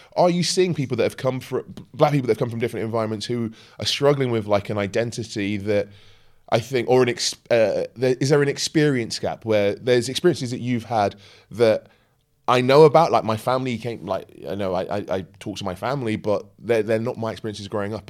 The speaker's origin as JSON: {"language": "English", "area": "Kent", "region": "South East England", "country": "United Kingdom", "tie": "born or raised there", "also_born_or_lived": "London / Brixton", "said": "I was born in London, lived in Brixton, but moved to Kent. back in the eighties"}